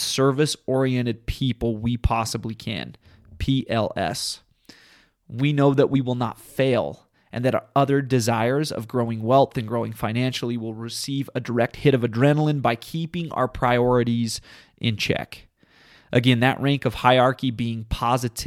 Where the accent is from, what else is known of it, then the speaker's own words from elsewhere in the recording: southern Utah, United States; my home state of southern Utah